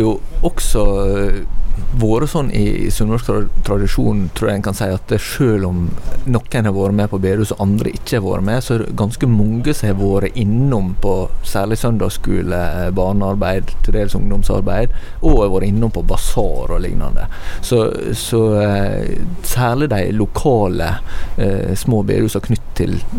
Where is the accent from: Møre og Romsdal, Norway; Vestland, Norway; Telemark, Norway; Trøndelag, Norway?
Møre og Romsdal, Norway; Herøy; Den kommunen jeg kommer fra har jo 13 bedehus.